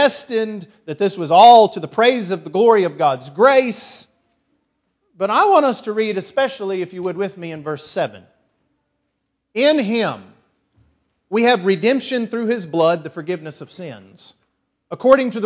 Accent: West Texas, United States; I was from West Texas. I grew up in a congregation, a little country church of about 15 people

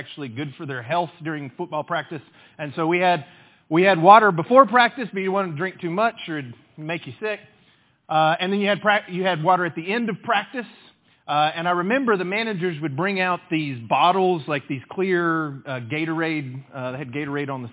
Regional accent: West Texas, United States; I grew up in West Texas

